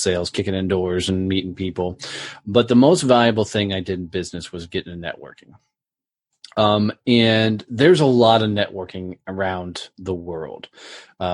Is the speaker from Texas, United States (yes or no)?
yes; Fort Worth, Texas, United States; my hometown, Fort Worth, Texas